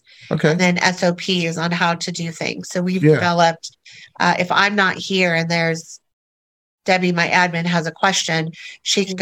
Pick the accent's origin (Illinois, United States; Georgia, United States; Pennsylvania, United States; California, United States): California, United States; Orange County; moved away as an adult; also born or lived in Minnesota / Texas / Seattle; Born and raised in Orange County, California